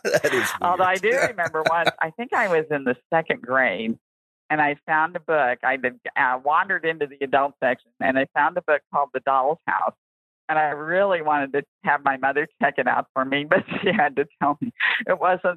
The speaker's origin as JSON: {"language": "English", "town": "Independence", "region": "Missouri", "country": "United States", "tie": "born or raised there", "said": "I was born and raised in Independence, Missouri."}